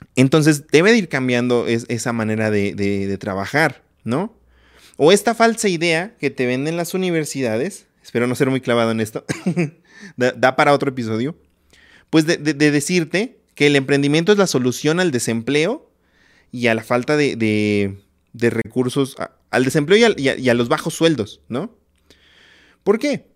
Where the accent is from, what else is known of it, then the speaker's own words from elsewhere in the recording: Ciudad Valles, San Luis Potosí, Mexico; moved away as an adult; now in Mexico City, Mexico; en el lugar donde yo nací, en Ciudad Valle, San Luis Potosí